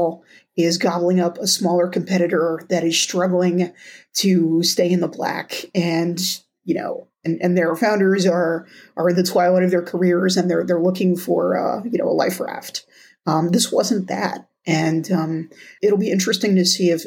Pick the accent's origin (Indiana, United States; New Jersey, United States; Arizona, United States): New Jersey, United States; my home state of New Jersey